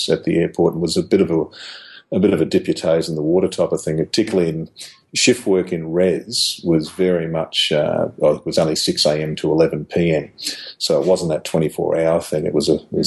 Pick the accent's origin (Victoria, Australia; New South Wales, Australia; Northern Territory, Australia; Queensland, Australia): New South Wales, Australia; Cumnock; also born or lived in Toowoomba; now in Brisbane, Australia; my hometown, which is Cumnock, down in western New South Wales